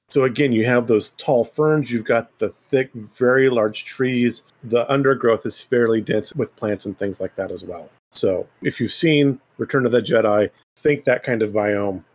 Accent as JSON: {"language": "English", "region": "Central California", "country": "United States", "tie": "born or raised there", "said": "I grew up in Central California"}